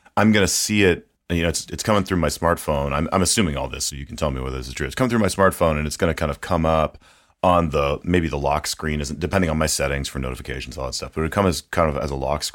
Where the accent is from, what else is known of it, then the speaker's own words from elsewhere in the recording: Minnesota, United States; rural Minnesota, in my home state